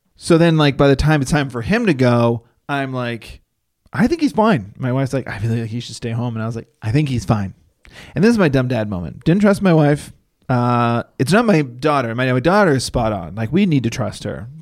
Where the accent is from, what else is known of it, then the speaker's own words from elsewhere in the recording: Northeast, United States; now in Los Angeles, United States; I'm from the Northeast